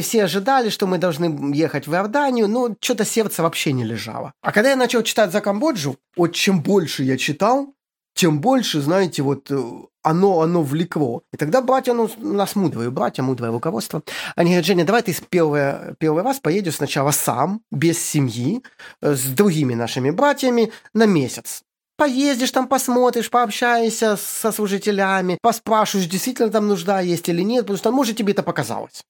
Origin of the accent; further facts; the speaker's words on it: Ukraine; moved away as an adult; also born or lived in Syria / Egypt; now in Cambodia; сам я с Украины